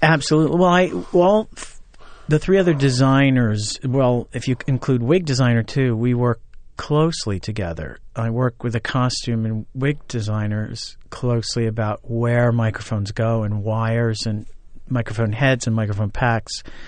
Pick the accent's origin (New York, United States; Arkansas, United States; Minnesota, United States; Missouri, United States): New York, United States; Orange County; moved away as an adult; also born or lived in Ithaca, New York; I went to Orange County Community College in my hometown as a music major